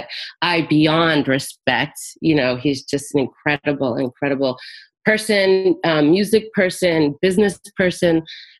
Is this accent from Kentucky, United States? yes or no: no; Florida, United States; also born or lived in South America; And then I grew up in South Florida after South America.